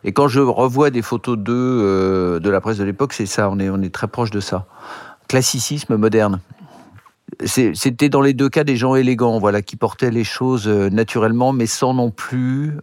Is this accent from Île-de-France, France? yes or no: yes; Neuilly-sur-Seine, Île-de-France, France; also born or lived in Boulogne-Billancourt; J'ai grandi à Neuilly-sur-Seine. Je suis né à, je suis né à Boulogne-Billancourt, mais j'ai grandi euh, dans une petite rue de Neuilly